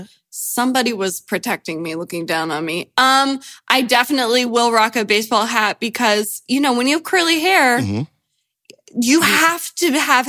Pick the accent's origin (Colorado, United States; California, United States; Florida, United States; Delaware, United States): Delaware, United States; All my life, I grew up in Delaware